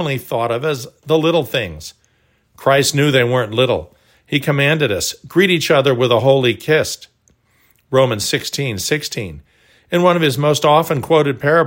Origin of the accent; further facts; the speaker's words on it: Texas, United States; also born or lived in Oklahoma; When I was growing up in Texas and Oklahoma